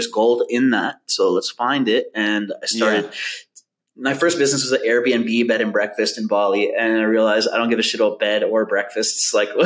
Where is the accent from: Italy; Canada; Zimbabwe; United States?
Canada; Vancouver, British Columbia; I grew up in Vancouver, Canada, in East Van.